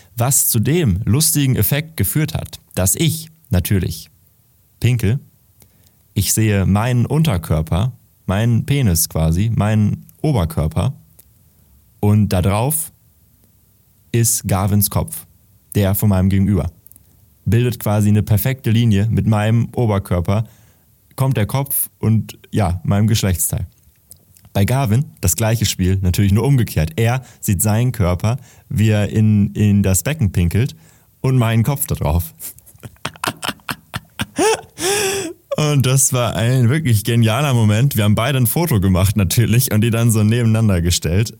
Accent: Detmold, North Rhine-Westphalia, Germany; in meiner Heimatstadt, in Detmold

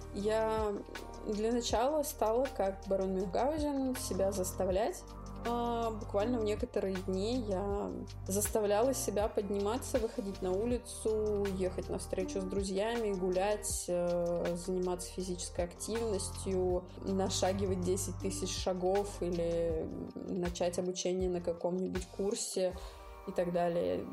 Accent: Moscow, Russia; мне 30, я из Москвы

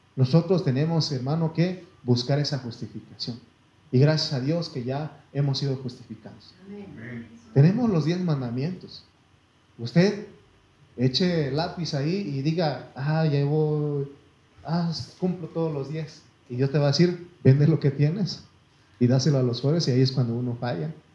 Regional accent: Mexico; soy mexicano hasta me llevo en la sangre y la piel

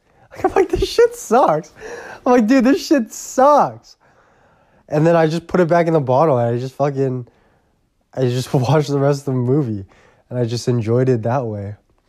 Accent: Port Coquitlam, British Columbia, Canada; And I grew up in Poco, right?

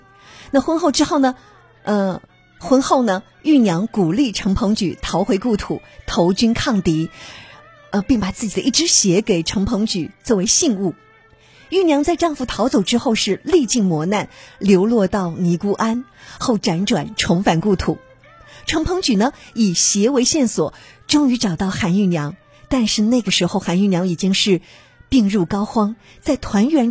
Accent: China; 都是由我们中国人自己发明的。

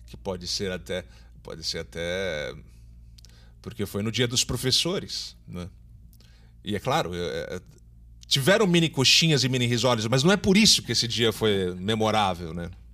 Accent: São Paulo, Brazil; now in Recife, Brazil; eu sou de São Paulo, mas já moro aqui há 20 anos

